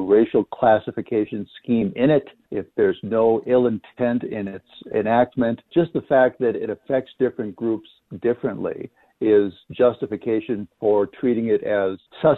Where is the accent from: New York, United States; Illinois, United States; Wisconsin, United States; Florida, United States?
Illinois, United States; Chicago; I'm a Chicago native, too